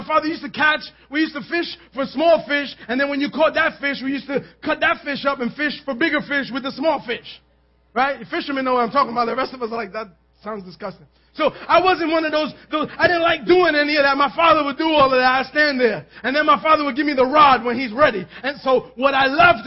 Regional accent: New York City, New York, United States; We lived in Manhattan. We grew up in Manhattan

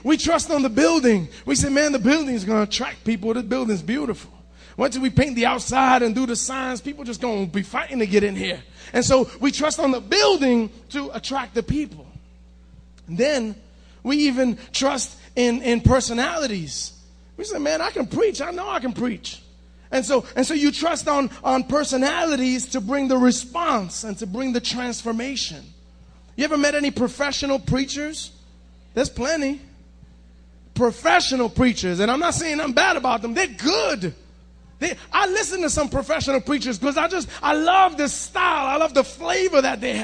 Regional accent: Cuba; a Cuban like me

